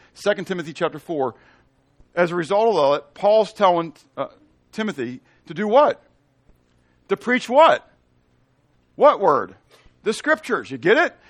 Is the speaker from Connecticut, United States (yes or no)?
no; Missouri, United States; I'm from Missouri, the show me state